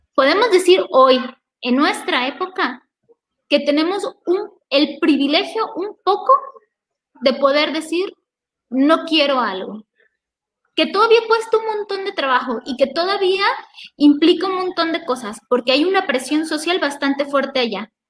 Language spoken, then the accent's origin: Spanish; Mexico; historia que ya tenemos como mexicanos